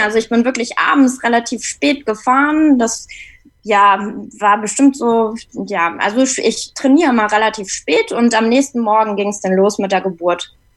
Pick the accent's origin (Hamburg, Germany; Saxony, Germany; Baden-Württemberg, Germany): Hamburg, Germany; ich komme aus Hamburg